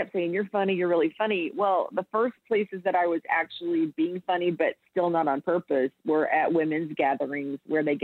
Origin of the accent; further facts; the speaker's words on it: Central Texas, United States; I'm from Central Texas. The town I grew up in had 2,000 people